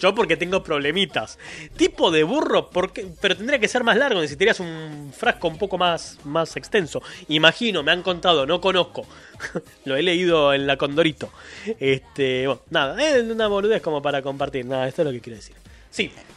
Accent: Argentina; somos así los argentinos.

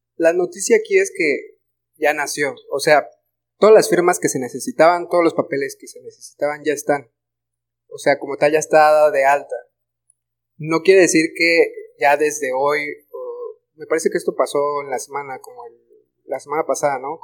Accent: Mexico; como mexicanos

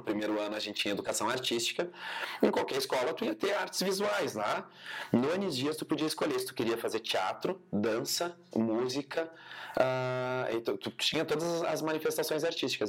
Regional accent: Cruz Alta, Rio Grande do Sul, Brazil; moved away as an adult; also born or lived in Bento Gonçalves; now in Caxias do Sul, Brazil; eu sou licenciado em dança pela Universidade de Cruz Alta, pela Unicruz, que é onde eu nasci, enfim, me criei

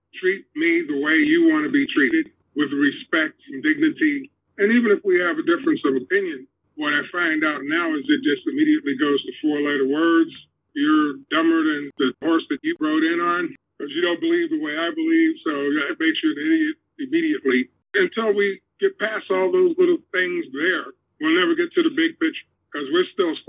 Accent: United States; born there; I'm an American. I was born in America.

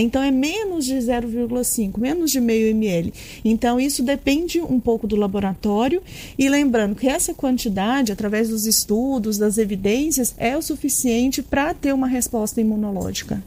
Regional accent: Piranhas, Alagoas, Brazil; Dani Edson e, eu, nós somos de Piranhas

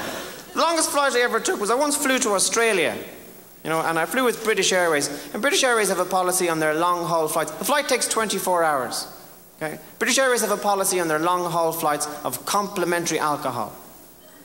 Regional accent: Ireland; I'm an Irish Catholic

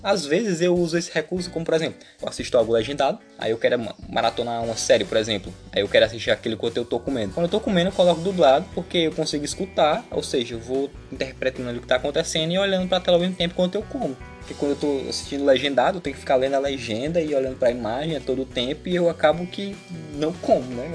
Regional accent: Brazil; eu sou brasileiro

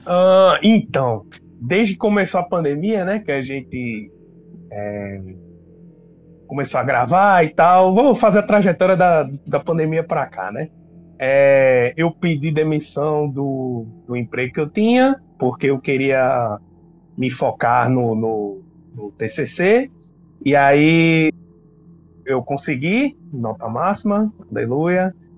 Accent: Pernambuco, Brazil; aqui em Pernambuco, sou de Pernambuco, tá?

